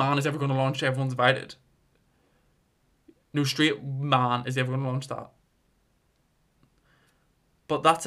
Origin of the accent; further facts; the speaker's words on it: Armagh, Northern Ireland, United Kingdom; I come from Armagh, really small town